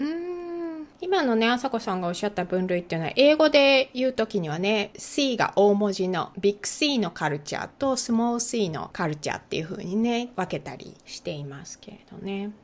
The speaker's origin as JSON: {"language": "Japanese", "country": "Japan", "said": "私は日本出身だから"}